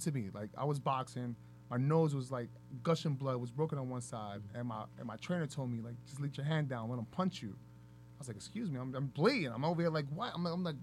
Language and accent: English; New York City, New York, United States; moved away; also born or lived in New Jersey / Elizabeth, New Jersey; I'm from Harlem